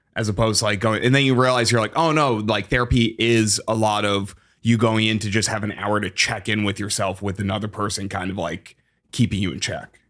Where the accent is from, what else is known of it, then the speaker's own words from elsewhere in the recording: Massachusetts, United States; now in Chicago, United States; I'm from Massachusetts